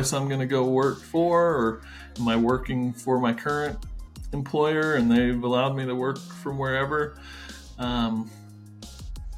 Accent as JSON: {"language": "English", "country": "United States", "said": "being an American"}